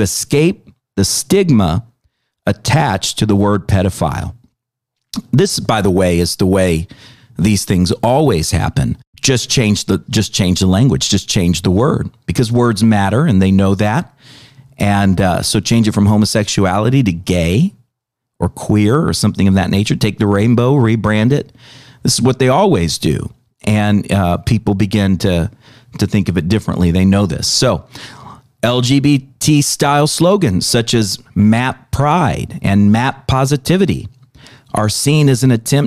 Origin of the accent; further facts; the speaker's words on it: United States; as an American